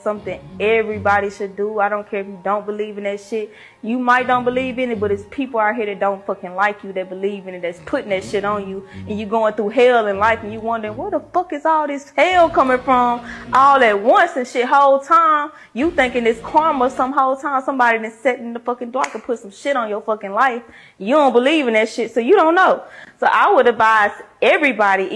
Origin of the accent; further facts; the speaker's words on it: Louisiana, United States; I'm from Louisiana